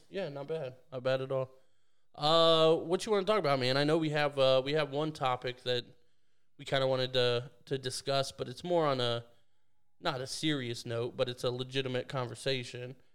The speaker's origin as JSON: {"language": "English", "country": "Canada", "moved": "yes", "said": "I'm, I'm Canadian"}